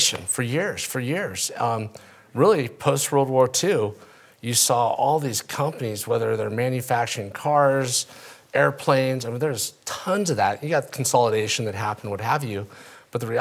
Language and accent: English; California, United States; also born or lived in Africa; Growing up in California, it was truly the epicenter for entrepreneurialism